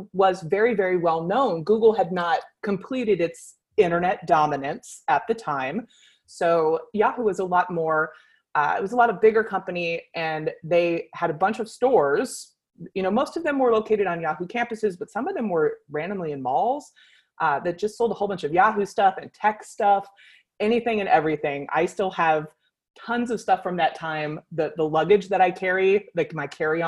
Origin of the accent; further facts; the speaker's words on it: California, United States; I was born and raised in California